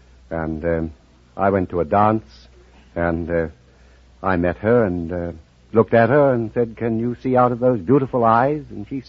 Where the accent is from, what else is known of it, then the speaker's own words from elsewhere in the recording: Auckland, New Zealand; moved away; I'm from Auckland, New Zealand.